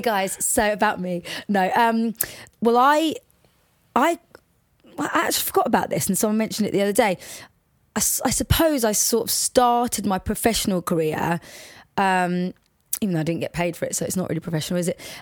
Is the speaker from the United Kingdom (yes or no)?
yes; Watford, East of England, United Kingdom; accent: Watford; also born or lived in Liverpool; we, I, we moved to Watford when I was about four or five